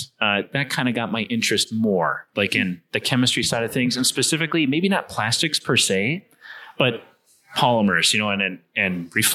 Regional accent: North Dakota, United States; growing up in Midwest North Dakota, there's a refinery.

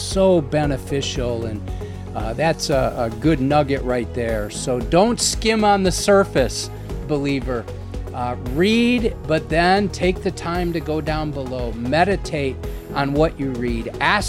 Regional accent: Wisconsin, United States; That wouldn't work for me, man. I'm from Wisconsin.

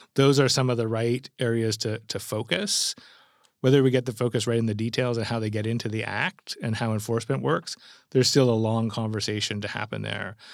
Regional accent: Canada; as a Canadian who sits between Europe and, and America

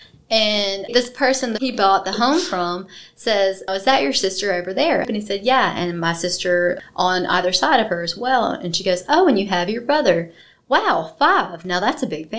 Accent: Pascagoula, Mississippi, United States; moved away; Pascagoula, my hometown.

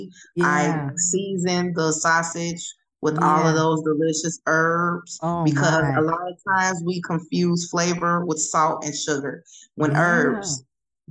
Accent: Chicago, Illinois, United States; since I'm from Chicago, I love Chicago food.

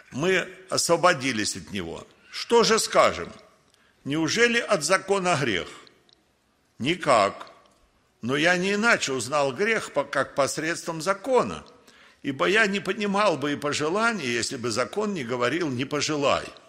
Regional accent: Russia; Родился я в России

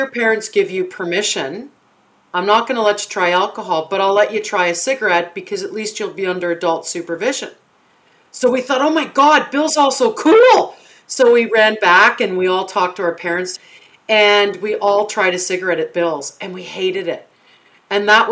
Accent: Toronto, Ontario, Canada; I grew up in Toronto in the projects called Jamestown.

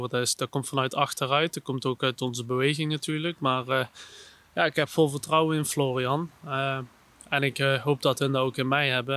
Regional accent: Netherlands; ik als Nederlander

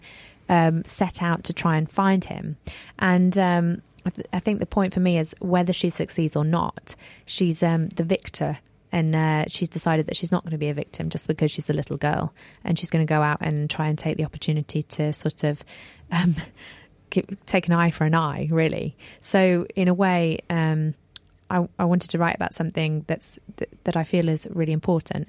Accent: Grimsby, Yorkshire and the Humber, United Kingdom; I'm from Grimsby, I don't have any cash and or family money

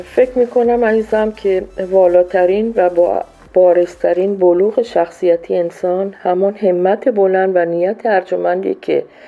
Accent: Iran; moved away as an adult; also born or lived in Colombia / Peru; now in Ecuador; من از سال 76 از ایران بیرون اومدم و رفتم کلمبیا بعد از اون رفتم پرو بعدش هم اکوادور هستم

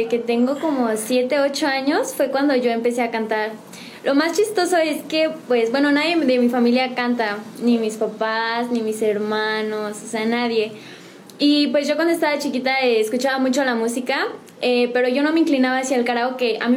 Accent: San Juan del Río, Querétaro, Mexico; De aquí de San Juan del Río soy este, originaria.

